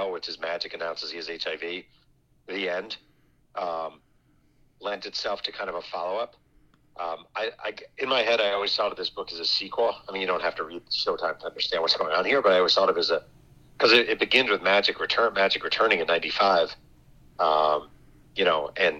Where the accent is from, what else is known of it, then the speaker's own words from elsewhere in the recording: New York, United States; being a kid growing up in New York